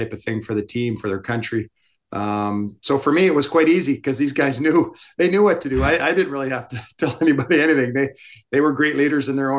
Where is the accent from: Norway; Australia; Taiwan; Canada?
Canada; also born or lived in Kamloops; being born in Canada, being a Canadian